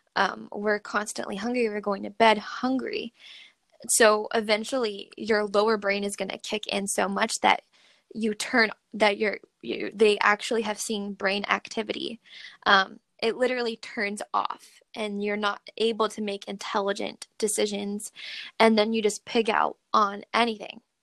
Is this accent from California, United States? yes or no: yes; Redding, California, United States; now in Sacramento, United States; I ended up going back to my hometown, which is in Redding, California